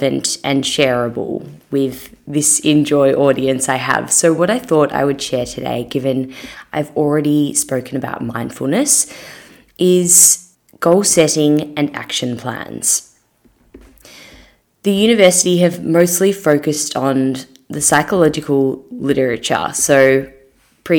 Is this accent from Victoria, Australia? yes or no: yes; Melbourne, Victoria, Australia; also born or lived in Sydney; I moved back from Sydney to Melbourne and I was just a bit lost. I left a job that I really did love, to be honest, in Sydney, but I just needed to come home for a bit